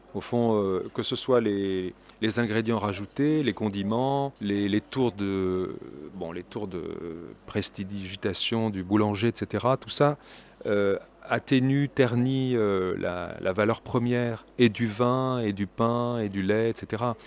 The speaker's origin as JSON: {"language": "French", "country": "France", "said": "en tant que Français"}